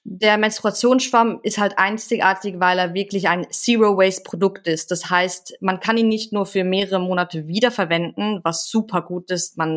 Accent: Switzerland; ich bin in einem ganz ganz kleinen Dorf aufgewachsen ähm, mit gefühlt 200 Einwohnern.

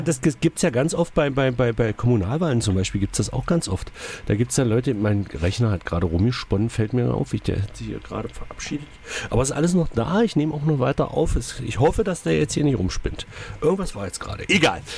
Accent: Magdeburg, Saxony-Anhalt, Germany; Bei uns in Magdeburg

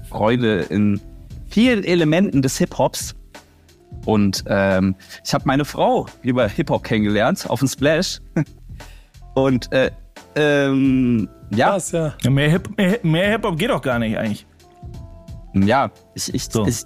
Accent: Berlin, Germany; weil ich bin direkt an der Berliner Mauer groß geworden und die wäre voll gesprüht mit Graffiti.

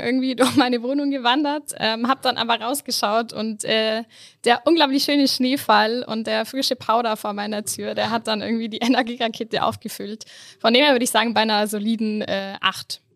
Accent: Allgäu, Bavaria, Germany; moved away as an adult; now in Innsbruck, Austria; komme ursprünglich ähm, aus dem Allgäu, ähm, bin in den Bergen äh, quasi groß geworden

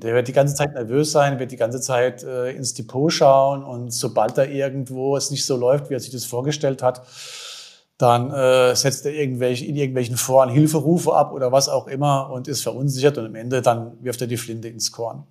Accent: Germany; bei uns in Deutschland

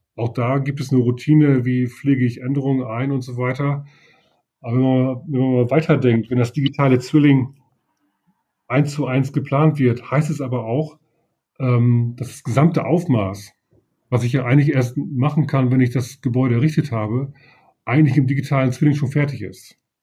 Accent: Leer, Lower Saxony, Germany; moved away as an adult; now in Oldenburg, Germany; Ich bin äh, gebürtiger aus Friese. Ich komme also aus Leer.

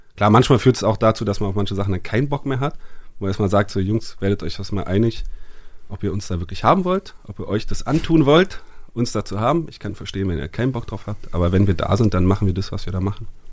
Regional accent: France; ich bin Franzose

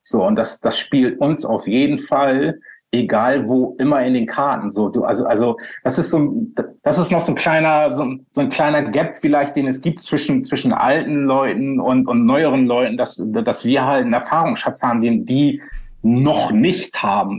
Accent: Bremerhaven, Bremen, Germany; moved away; in meiner Heimatstadt, in, in, meiner alten Heimatstadt Bremerhaven

